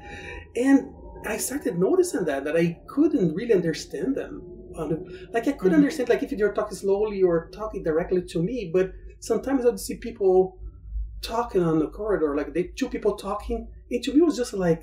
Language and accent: English; Brazil; English is a second language; moved away as an adult; now in United States; I was very used to go to the gym in Brazil